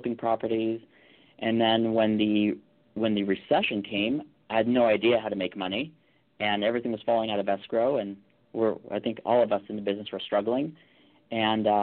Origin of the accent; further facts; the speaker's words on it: Calabasas, California, United States; I grew up in the Calabasas area